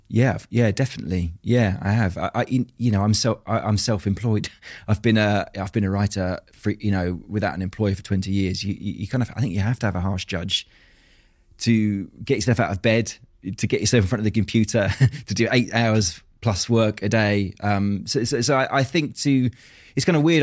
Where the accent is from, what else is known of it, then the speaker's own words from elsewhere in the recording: Tunbridge Wells, South East England, United Kingdom; also born or lived in Australia; I was brought up in Tunbridge Wells in Kent